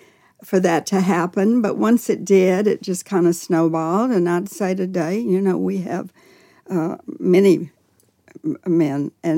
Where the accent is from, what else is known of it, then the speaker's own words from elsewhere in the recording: Nashville, Tennessee, United States; I was born in Nashville.